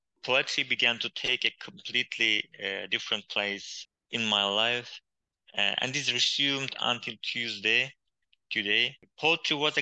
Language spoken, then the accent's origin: English; Hakkari, Hakkari Province, Turkey; first language Kurdish; English is a second language; moved away as an adult; also born or lived in Istanbul; My hometown, named Hakkari, is on the border